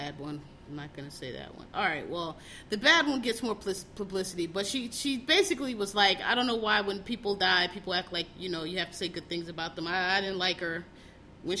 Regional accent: Philadelphia, Pennsylvania, United States; I'm from Philadelphia, born and raised

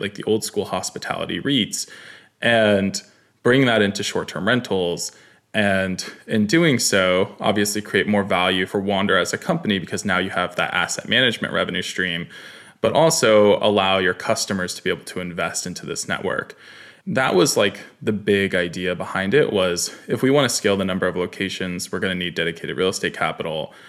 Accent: Katonah, New York, United States; I grew up in New York, small town called Katona, beautiful, beautiful place outside the city

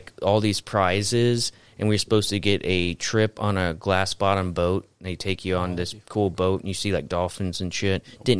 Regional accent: Florida, United States; I'm from Florida

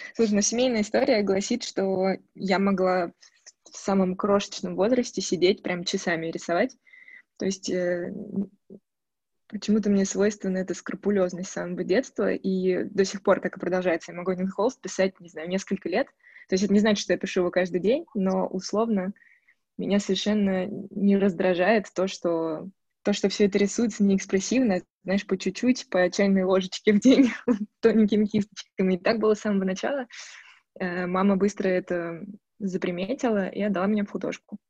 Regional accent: Moscow, Russia; now in Chernogolovka, Russia; я родилась в Москве, коренная москвичка

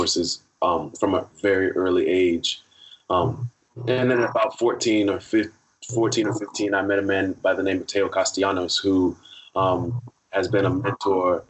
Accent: Miami, Florida, United States; born and raised in Miami, Florida

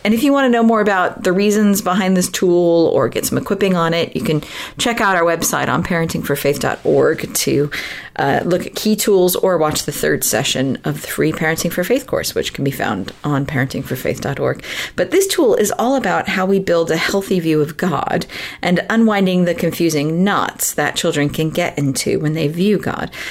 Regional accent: Southern California, United States; moved away as an adult; I'm from originally from Southern California

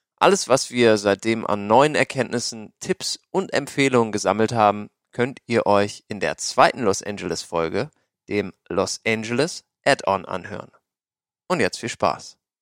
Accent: Germany; now in Portland, United States; als Deutscher

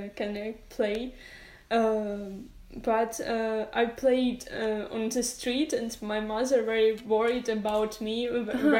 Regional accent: Dnipro, Dnipropetrovsk Oblast, Ukraine; English is a second language; I was born in Dnipro

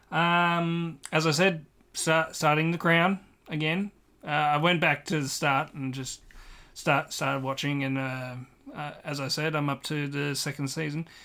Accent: Ireland; yeah, I am actually Irish, so I, I, I, know particularly well of what, what's happening over there

